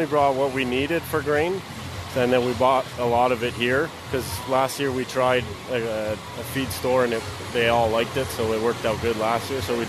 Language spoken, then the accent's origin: English; Quebec, Canada; I'm from, we're all from Quebec in Canada.